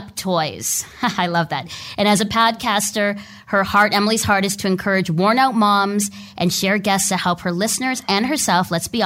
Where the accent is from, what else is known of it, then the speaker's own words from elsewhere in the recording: Toronto, Ontario, Canada; I'm from Toronto